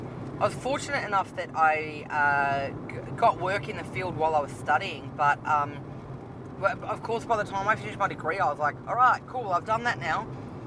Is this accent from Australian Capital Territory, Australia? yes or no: yes; Canberra, Australian Capital Territory, Australia; moved away as an adult; also born or lived in Taiwan; now in Melbourne, Australia; I'm from Canberra.